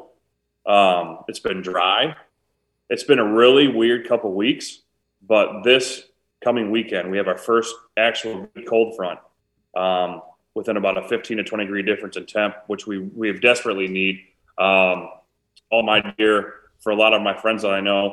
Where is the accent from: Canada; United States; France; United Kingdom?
United States; Preston, Iowa; So I grew up in Eastern Iowa. I grew up in a little town of Preston, Iowa, a town of about 1,000